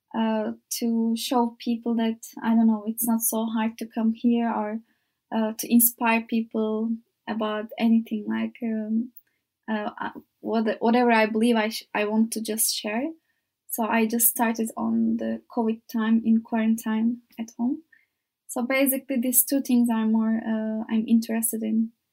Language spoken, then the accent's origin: English; İzmir, Turkey; English is a second language; moved away as an adult; now in Faro, Portugal; I am from Izmir, and it's the most beautiful city in Turkey, I think. Uh, I was so lucky to grow up in that city